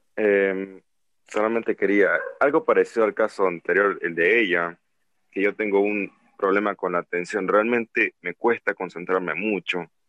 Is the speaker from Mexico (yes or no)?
no; Nicaragua; aquí no hay cuarentena en mi país, que es Nicaragua